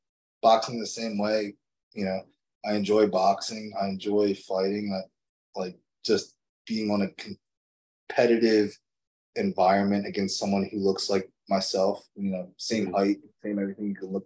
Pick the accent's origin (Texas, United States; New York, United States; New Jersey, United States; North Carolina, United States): New Jersey, United States; Toms River; Because Tom's River in my hometown is like literally an hour and a half away.